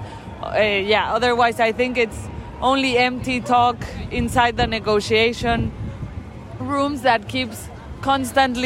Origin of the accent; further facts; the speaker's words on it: Mexico; I'm from Mexico